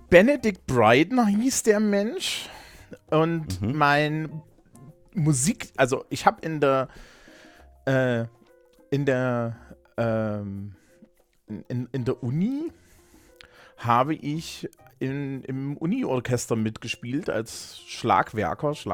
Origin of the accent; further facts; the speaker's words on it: Thuringia, Germany; Ich komme ja eigentlich aus Thüringen und da ist man ja so ein bisschen pilzverseucht.